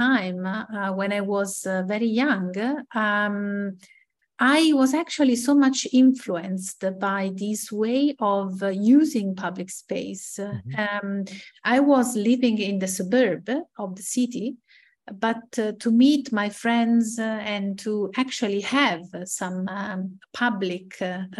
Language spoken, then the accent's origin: English; Ascoli Piceno, Marche, Italy; moved away as an adult; also born or lived in Bologna; I was used to live in my hometown, Ascoli Piceno